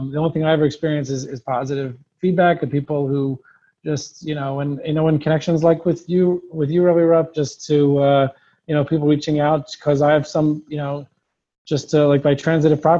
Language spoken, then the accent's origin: English; Nashville, Tennessee, United States; Again, I'm from Nashville, Tennessee, so in honor of that, I named the blog Dixie Yid.